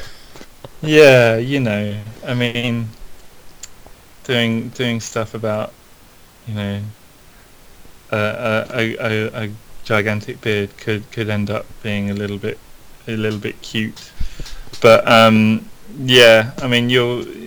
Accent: London, United Kingdom; I grew up in South London. Okay. In a, in a place called Penge

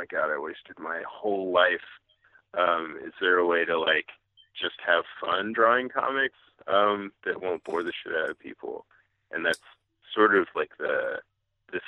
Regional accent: Western Massachusetts, United States; moved away as an adult; where I grew up in Western Massachusetts

